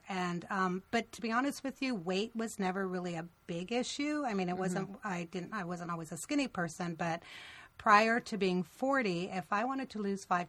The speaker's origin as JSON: {"language": "English", "country": "Canada", "tie": "born or raised there", "moved": "as an adult", "lives_now": "United States", "said": "I grew up in Canada, and I moved to the States in 1986, so I was 23 years old."}